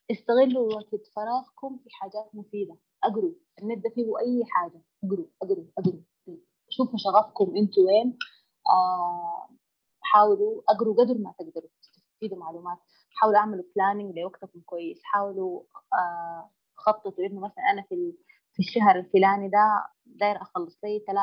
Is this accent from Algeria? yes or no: no; Sudan; العاجباني في في بلدنا السودان الجانب الديني او الالتزام